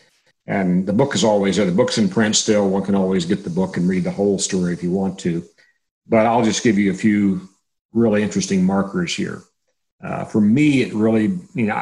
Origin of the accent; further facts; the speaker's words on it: Texas, United States; I'm a Texan